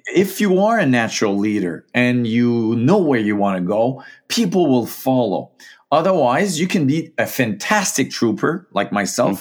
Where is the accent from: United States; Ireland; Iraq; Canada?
Canada; Gaspésie, Quebec; moved away; also born or lived in Saskatchewan; I am from the Maritimes, from, uh, Gaspé Zy